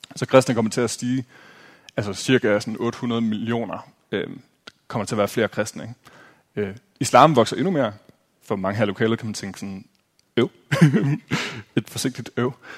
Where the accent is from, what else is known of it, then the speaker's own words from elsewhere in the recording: Aarhus, Central Denmark Region, Denmark; jeg er fra Aarhus